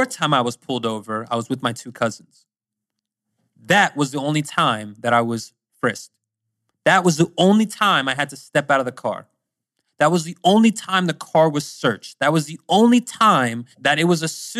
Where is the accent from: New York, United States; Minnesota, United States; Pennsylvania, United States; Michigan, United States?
Pennsylvania, United States; also born or lived in Virginia; I'm from Pennsylvania, but I'm actually moving to Virginia soon